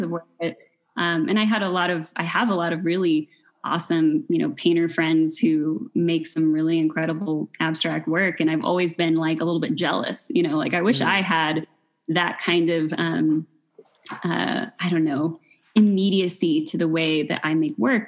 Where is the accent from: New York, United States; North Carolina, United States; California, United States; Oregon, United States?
California, United States; Fullerton; also born or lived in Long Beach, United States; now in Pomona, United States; I grew up in Fullerton